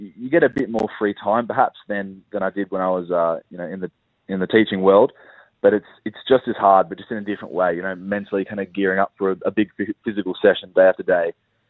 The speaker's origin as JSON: {"language": "English", "town": "Sydney", "region": "New South Wales", "country": "Australia", "moved": "as an adult", "lives_now": "Melbourne, Australia", "said": "So I'm from Sydney originally, and so I have a link with a good club, Easter, up there."}